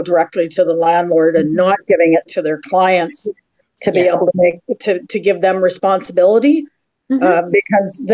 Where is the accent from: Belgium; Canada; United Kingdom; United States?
Canada; Kingston, Ontario; now in Winnipeg, Canada; I'm originally from Kingston